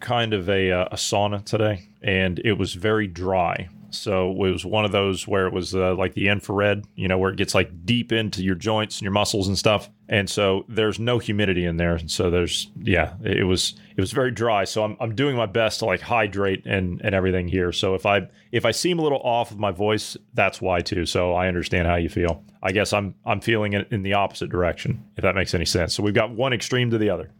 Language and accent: English; United States; I'm an American after all